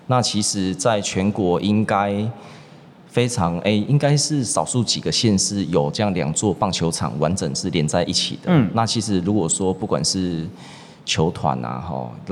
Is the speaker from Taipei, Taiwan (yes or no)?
no; Guanshan, Taitung County, Taiwan; 我台东人，我是关山人。